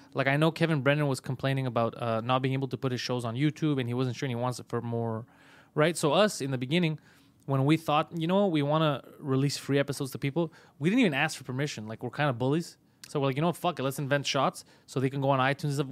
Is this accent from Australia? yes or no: no; Canada